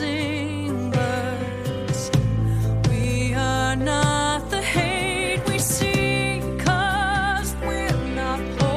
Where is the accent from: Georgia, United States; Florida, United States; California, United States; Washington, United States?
Washington, United States; Seattle; Seattle, Washington.